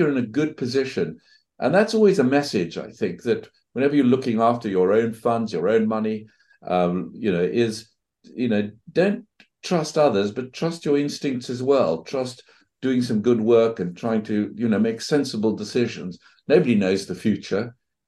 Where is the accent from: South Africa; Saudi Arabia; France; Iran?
South Africa; moved away as an adult; also born or lived in Johannesburg, South Africa / Cambridge, England; now in England; I grew up in South Africa. Good part of the world to grow up. Went to university there in Johannesburg, then came over to England